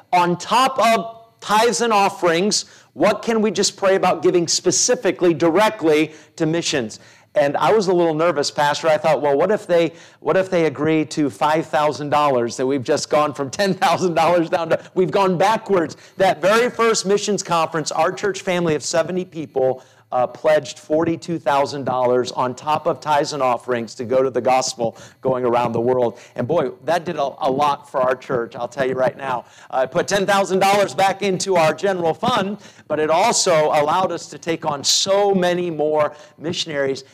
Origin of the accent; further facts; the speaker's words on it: United States; as an American